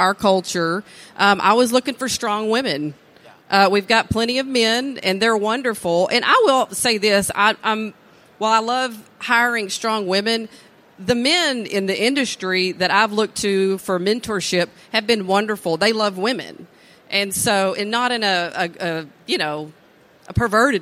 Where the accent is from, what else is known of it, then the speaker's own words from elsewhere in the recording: East Texas, United States; I have a pretty diverse background for being, you know, born and raised in East Texas.